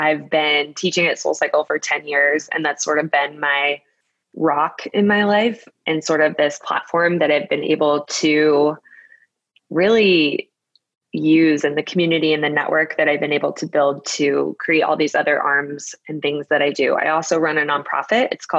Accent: Brooklyn, New York, United States; So I moved from Brooklyn, and I'm a Brooklyn girl. I love Brooklyn so much.

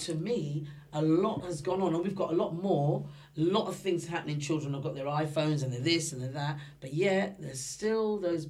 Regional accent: London, United Kingdom; I was brought up in Stoke Newington, right? And I'll always love Stoke Newington.

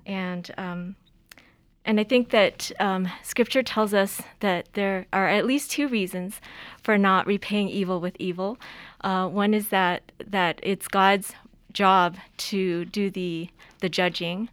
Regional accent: Los Angeles, California, United States; I grew up in California, I learned to drive in the streets of L

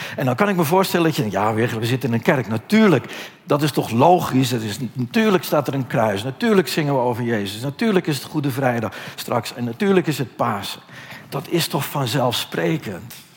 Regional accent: Netherlands; wij Nederlanders

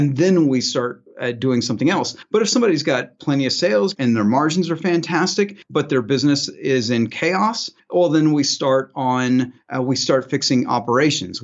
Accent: Southern Illinois, United States; now in Phoenix area, Arizona, United States; I'm from Southern Illinois. I grew up in a very tiny town right next to a cornfield

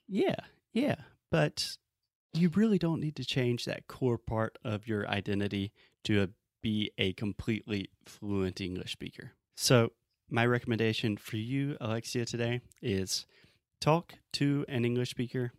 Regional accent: Southern US, United States; accent: Southern; I have a Southern accent.

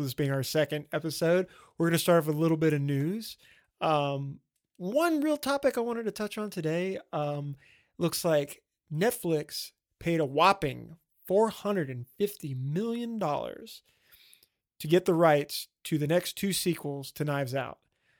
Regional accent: the South, United States; Well, I grew up in the South, and let me tell you, everybody doesn't do a good Southern accent.

